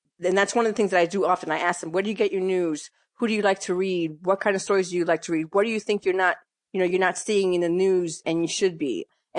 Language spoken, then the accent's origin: English; Bronx, New York, United States; also born or lived in Massachusetts / Connecticut; No, I grew up in New York, mostly in the Bronx. I was the middle of, you know, three kids, three sisters. And we moved around later, you know, when I was about 18, 19, my dad started to move us around between New York, Massachusetts, and Connecticut for his job.